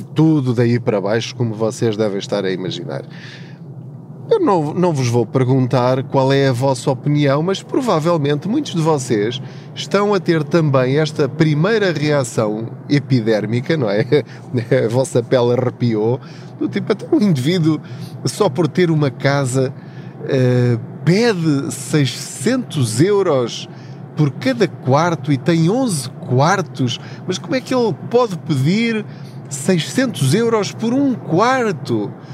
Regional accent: Covilhã, Centro, Portugal; moved away as an adult; now in Lisbon, Portugal; eu sou da Covilhã, da zona da Covilhã, de uma aldeia chamada Paul, de uma terriola um bocadinho maior ao lado, uma vila chamada Tortuzendo.

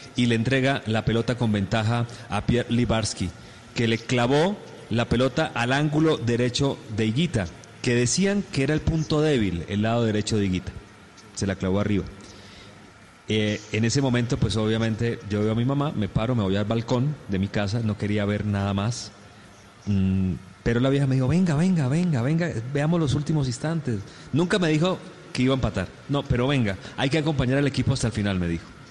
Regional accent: Colombia

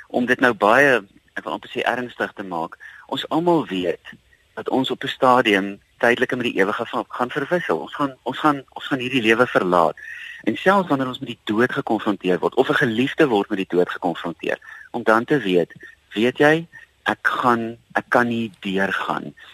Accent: South Africa; as Suid-Afrikaners

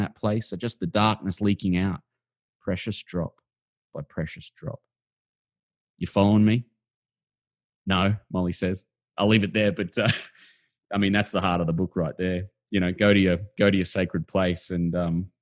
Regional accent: Brisbane, Queensland, Australia; I knew them in the 1980s in Housing Commission Brisbane

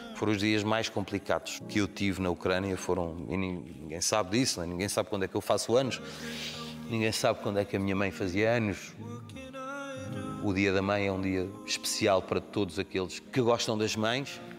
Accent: Amadora, Lisbon, Portugal; Nós crescemos naquela rua na Estrada da Damaia.

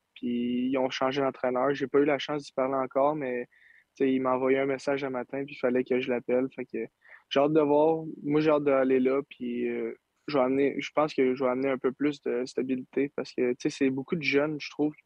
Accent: Saint-Eustache, Quebec, Canada; je viens de Saint-Eustache, mes parents sont tout le temps là.

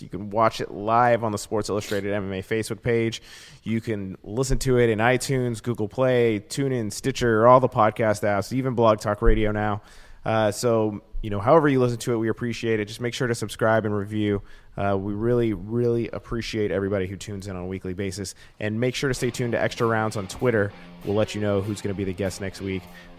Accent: Dallas, Texas, United States; moved away as an adult; now in Chicago, United States; Dallas is my hometown.

